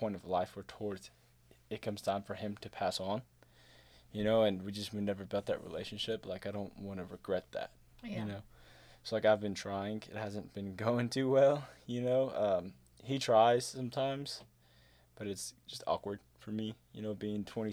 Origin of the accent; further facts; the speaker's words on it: Euless, Texas, United States; also born or lived in St. Louis, Missouri; now in Saginaw, United States; I'm from St. Louis, Missouri. I was born there. At 4 months old, we moved to Texas. And so I've been in Euless, Texas for my whole life until the past 2 months